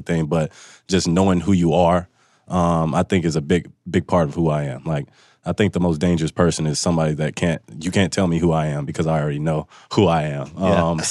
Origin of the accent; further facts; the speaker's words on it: Mississippi, United States; moved away as an adult; now in Seattle, United States; growing up in Mississippi, I went to school 10 minutes from where I grew up and where I went to high school